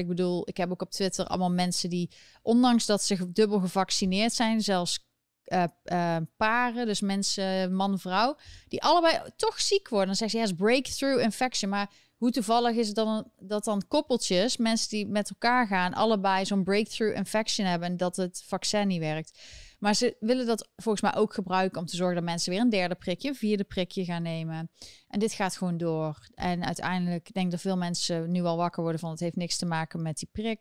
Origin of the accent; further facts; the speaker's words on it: Eindhoven, North Brabant, Netherlands; now in New York City, United States; Ik kom natuurlijk uit Eindhoven